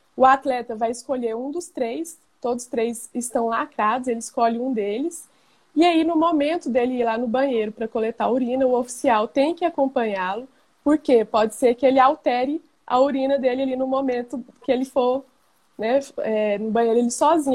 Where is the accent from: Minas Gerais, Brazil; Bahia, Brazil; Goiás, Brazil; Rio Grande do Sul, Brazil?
Goiás, Brazil; Goiânia; Sou aqui de Goiânia, Goiás